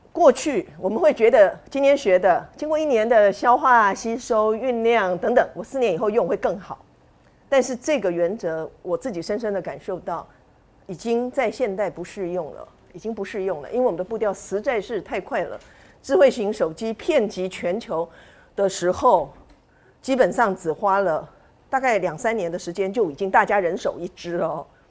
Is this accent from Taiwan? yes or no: yes; Tainan, Taiwan; now in Taipei, Taiwan; 我们是同乡。我的老家是台南